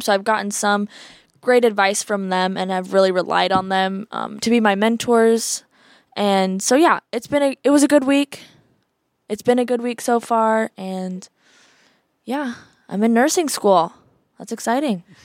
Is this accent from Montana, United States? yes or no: no; Iowa City, Iowa, United States; I'm from Iowa City area